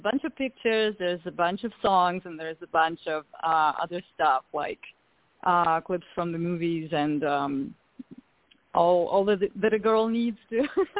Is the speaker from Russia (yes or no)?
yes; Russia; also born or lived in Malta; now in United States; I'm originally from Russia. I came to the United States back in 2011 from Malta